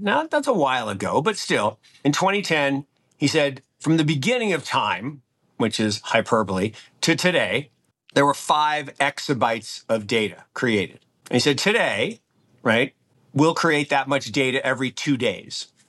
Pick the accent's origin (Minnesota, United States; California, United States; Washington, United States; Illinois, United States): Washington, United States; Seattle; the early eighties where I grew up in Seattle